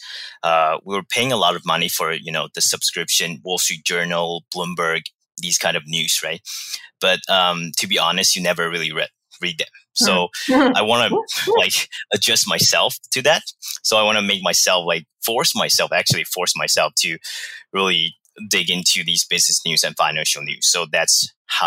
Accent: Taiwan; moved away as an adult; also born or lived in Barcelona, Spain / Vancouver, Canada; now in Toronto, Canada; I was born and raised in Taiwan.

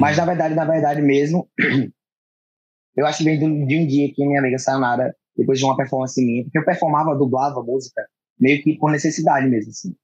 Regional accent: Natal, Rio Grande do Norte, Brazil; born or raised there; moved away as an adult; now in São Paulo, Brazil

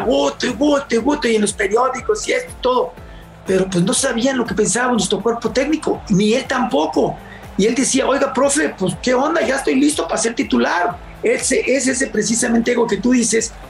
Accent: Mexico; como mexicano

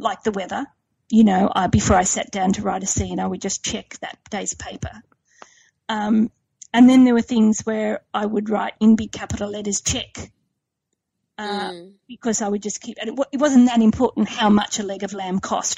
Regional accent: Sydney, New South Wales, Australia; I grew up in Sydney's western suburbs

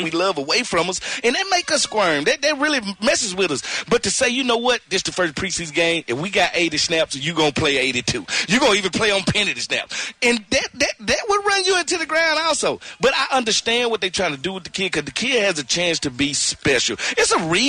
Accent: Mississippi, United States; I'm from Mississippi.

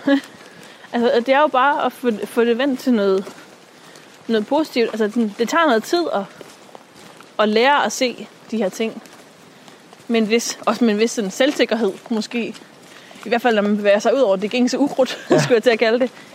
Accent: Djursland, Central Denmark Region, Denmark; moved away; hun er ude fra Djursland, fra hvor jeg er vokset op

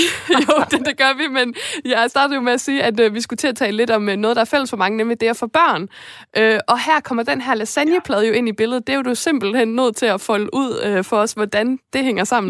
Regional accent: Esbjerg, Southern Denmark, Denmark; jeg kommer fra Esbjerg, og Fanø ligger lige ved siden af

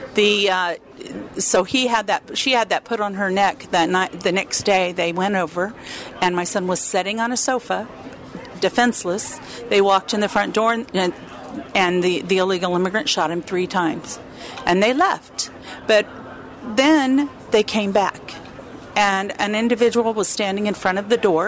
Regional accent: the Texas border, United States; moved away; also born or lived in California; I was born on the Texas border, lived in California

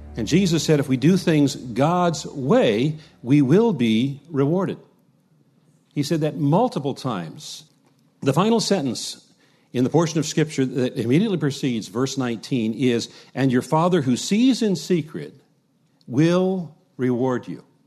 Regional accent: United States; us as American Christians

